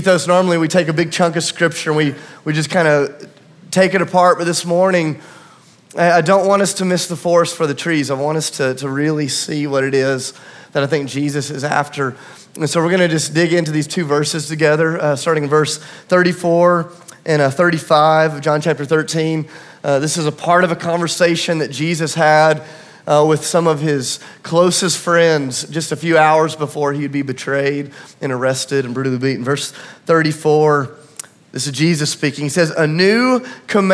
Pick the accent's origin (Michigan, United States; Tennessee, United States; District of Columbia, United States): Tennessee, United States; I'm from Tennessee